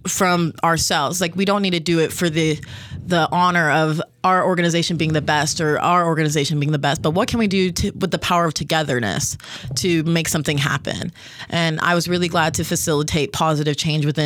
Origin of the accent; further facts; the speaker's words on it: Las Vegas, Nevada, United States; moved away as an adult; I am from Las Vegas.